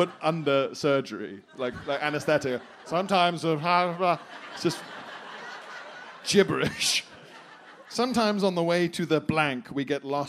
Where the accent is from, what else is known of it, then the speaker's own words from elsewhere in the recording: El Salvador; English is a second language; I'm a big fan and I was born and raised in El Salvador.